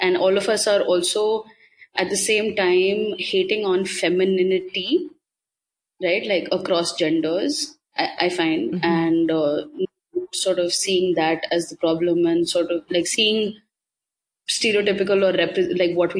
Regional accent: Delhi, India; I'm from Delhi

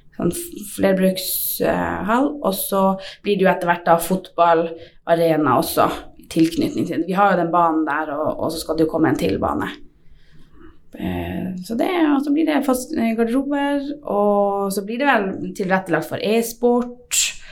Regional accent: Tverrelvdalen, Finnmark, Norway; opprinnelig fra Tverland

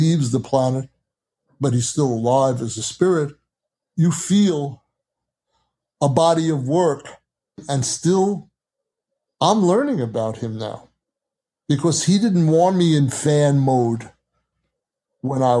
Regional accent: New York, United States; I was from New York

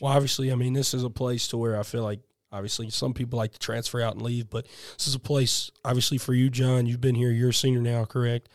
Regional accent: South Carolina, United States; now in Georgia, United States; I'm from South Carolina

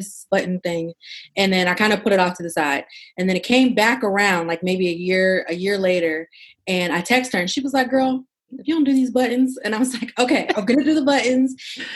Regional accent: Pittsburgh, Pennsylvania, United States; moved away as an adult; also born or lived in Abu Dhabi / Houston; now in Washington, DC, United States; I was born and raised in Pittsburgh. I live in DC now.

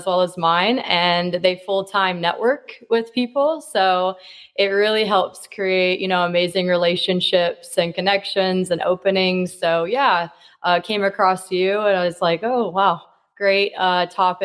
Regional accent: Kansas City, Missouri, United States; I'm from Kansas City, Missouri

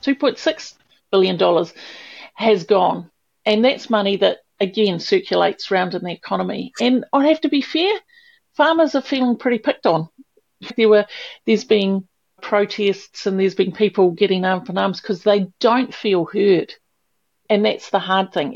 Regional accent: Wellington, New Zealand; moved away as an adult; I grew up in Wellington in the city with buses every seven minutes out, out the door.

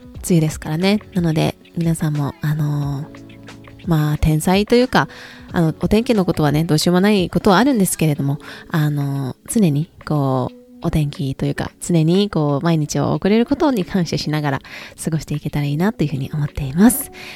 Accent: Japan; 自分が生まれ育った国、そして自分の国みたいなところが自分の、まあ、住んでる国っていうところがあるからこそ

